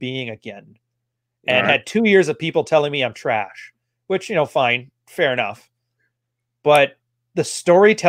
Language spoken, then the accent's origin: English; Alberta, Canada; I'm technically from Alberta originally, which is our Alabama